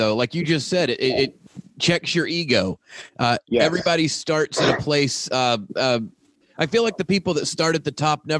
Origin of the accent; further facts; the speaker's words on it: Mount Airy, North Carolina, United States; also born or lived in Lake Norman area near Charlotte, North Carolina; I grew up in Mount Airy, North Carolina.